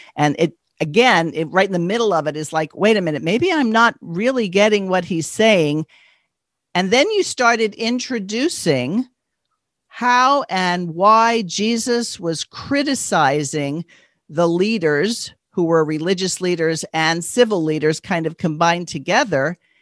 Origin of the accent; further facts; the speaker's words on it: New York, United States; growing up on the East Coast, I grew up in New York